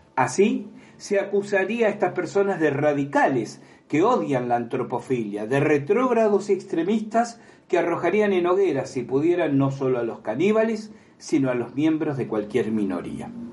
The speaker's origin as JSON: {"language": "Spanish", "country": "Argentina", "said": "la experiencia que tengo en mi país Argentina"}